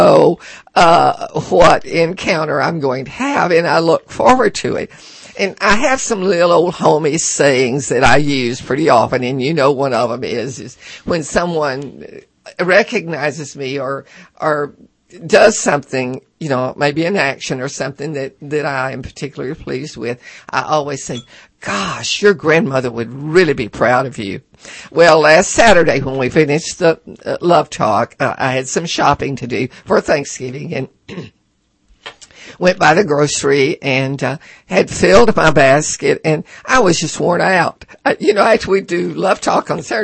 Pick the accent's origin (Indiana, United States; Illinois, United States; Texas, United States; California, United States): Texas, United States; near Cut and Shoot; I was born near Cut and Shoot, Texas.